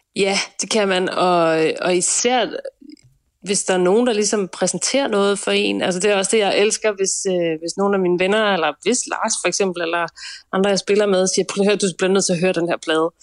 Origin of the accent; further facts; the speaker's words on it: Nyborg, Southern Denmark, Denmark; vi er i Nyborg, 5800 Nyborg, ja. øh, hvor jeg er vokset op